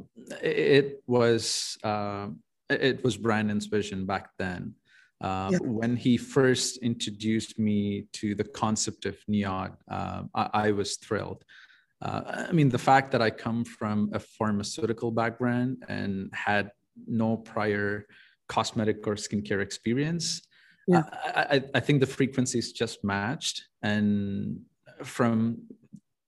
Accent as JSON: {"language": "English", "country": "India", "tie": "born or raised there", "moved": "as an adult", "lives_now": "Canada", "said": "I'm an immigrant from India. I moved to Canada in 2011. I finished my bachelor's in pharmacy back in India"}